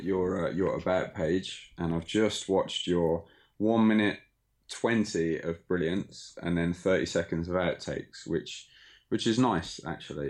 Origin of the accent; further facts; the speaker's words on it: Birmingham, West Midlands, United Kingdom; moved away as an adult; now in Osaka, Japan; I was born in Birmingham, Sutton Coldfield, for those that are familiar with the area. And I came to Japan shortly after graduating university.